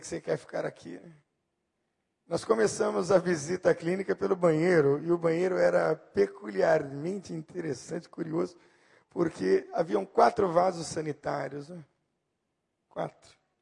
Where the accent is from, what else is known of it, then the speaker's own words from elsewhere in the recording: Santo André, São Paulo, Brazil; also born or lived in Bauru, São Paulo; todos nós nos mudamos de São Paulo, aliás, Santo André ali em São Paulo, na região do Grande ABC, para Bauru no interior